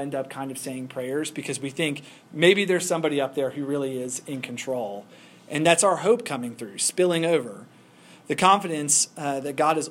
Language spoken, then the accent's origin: English; Kentucky, United States; I'm from Kentucky